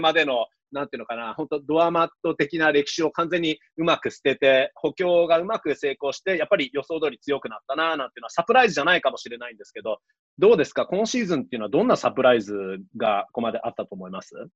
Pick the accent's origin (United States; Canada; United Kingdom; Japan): Canada; Toronto, Ontario; 僕もやっぱりね、あのトロント出身です